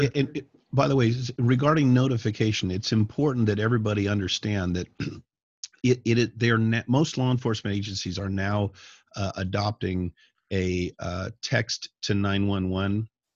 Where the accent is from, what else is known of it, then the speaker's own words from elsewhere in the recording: Colorado, United States; when I was a kid growing up in Northern Colorado, myself and my friends, being brilliant young people, would have BB gun wars.